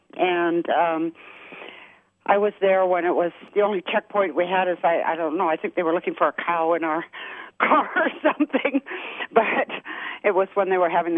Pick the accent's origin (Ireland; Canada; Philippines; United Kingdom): Canada; also born or lived in United States; I had a laugh at what he was saying about the Canadian flag because I'm Canadian and American.